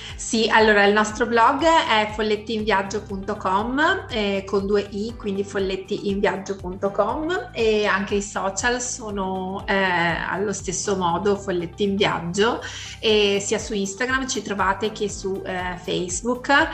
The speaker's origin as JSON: {"language": "Italian", "town": "Vicenza", "region": "Veneto", "country": "Italy", "said": "noi siamo di Vicenza"}